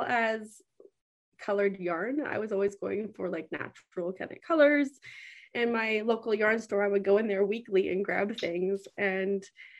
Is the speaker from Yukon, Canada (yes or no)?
yes; Whitehorse, Yukon, Canada; I was born and raised here in the Yukon.